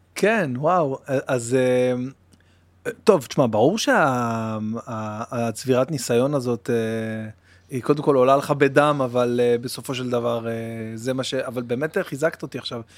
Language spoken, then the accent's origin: Hebrew; Bat Yam, Tel Aviv District, Israel; also born or lived in Jerusalem; גדלתי בבת ים, כאילו, בירושלים, אבל עברנו לבת ים